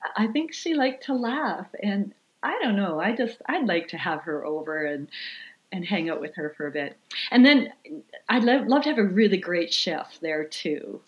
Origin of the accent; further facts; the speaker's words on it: Swan River, Manitoba, Canada; I grew up in uh, the thriving metropolis of Swan River, Manitoba, which uh, is a tiny little town in northern Manitoba